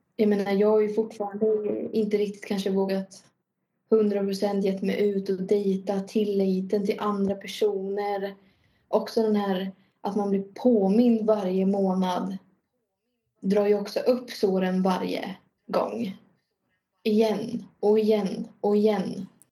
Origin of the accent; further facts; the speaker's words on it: Norrköping, Östergötland, Sweden; jag är ju från Norrköping